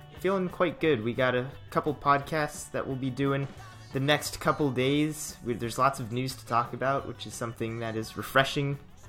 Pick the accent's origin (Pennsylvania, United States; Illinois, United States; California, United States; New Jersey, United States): California, United States; Orange County; growing up in Orange County, like really close to the Angels